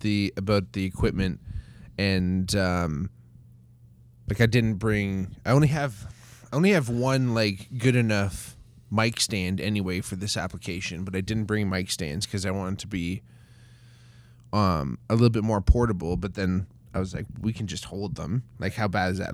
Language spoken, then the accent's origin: English; Chatham, Ontario, Canada; I'm from Chatham